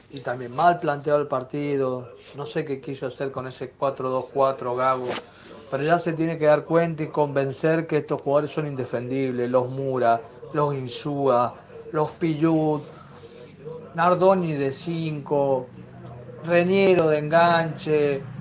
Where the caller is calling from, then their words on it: Mendoza, Argentina; Hola Ramiro, hola banda, ¿cómo andan? … de Mendoza.